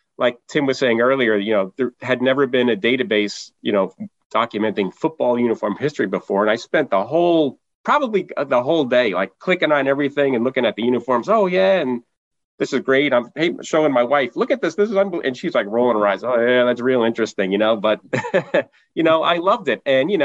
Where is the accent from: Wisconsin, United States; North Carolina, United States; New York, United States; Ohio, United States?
New York, United States; New York City; now in Litchfield Hills, United States; and I currently reside in the Litchfield Hills in Northwest Connecticut. I'm originally a New Yorker. I was born in Brooklyn